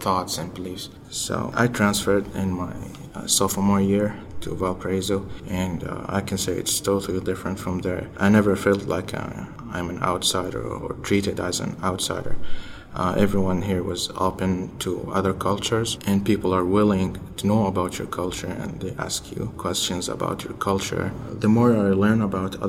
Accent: Saudi Arabia; English is a second language; moved away as an adult; also born or lived in Utah, United States; now in United States; I'm from Saudi Arabia, I'm Muslim

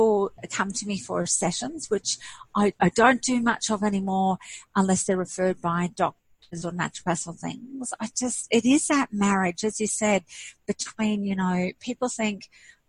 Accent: Kuwait; moved away; I'm actually Greek Arabic and I was born in Kuwait

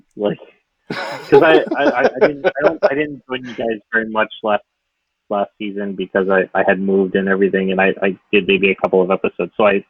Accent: Philippines; like me being Filipino, us being Filipino.

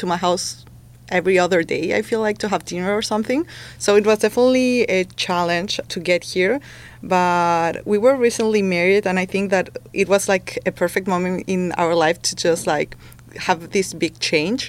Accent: Chile; moved away as an adult; now in United States; I'm a first-year MBA student here at Scheller, and I'm from Chile.

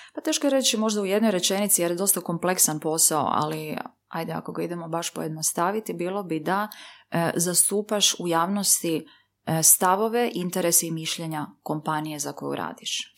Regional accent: Livno, Federation of Bosnia and Herzegovina, Bosnia & Herzegovina; sam ja porijeklom iz Livna

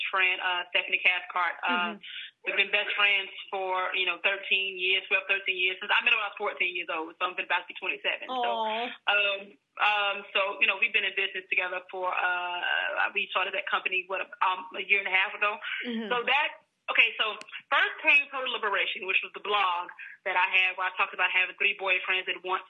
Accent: Monroe, Louisiana, United States; I'm from Louisiana, from Monroe, Louisiana.

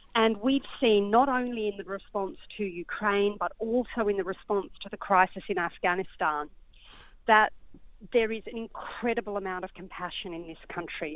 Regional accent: Australia; I am an Australian um, by by nationality

